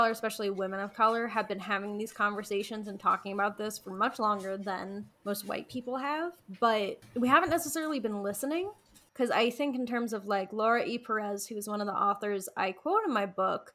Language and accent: English; United States; I'm an American white practitioner